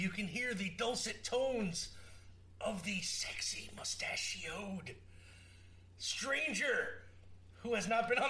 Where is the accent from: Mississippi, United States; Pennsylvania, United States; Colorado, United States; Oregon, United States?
Oregon, United States; Portland; It's like, I'm from Portland, sir.